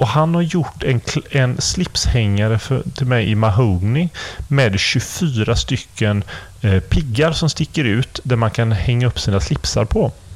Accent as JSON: {"language": "Swedish", "town": "Gothenburg", "region": "Västra Götaland", "country": "Sweden", "said": "som göteborgare"}